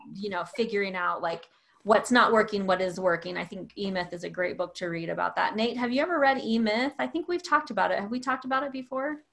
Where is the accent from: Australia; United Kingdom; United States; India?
United States; the South; I'm from the South